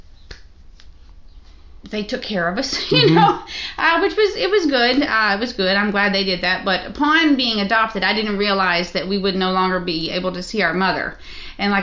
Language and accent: English; Kentucky, United States; I'm from Kentucky